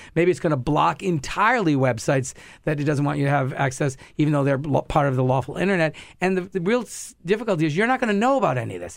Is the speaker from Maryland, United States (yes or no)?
no; Rhode Island, United States; my home state of Rhode Island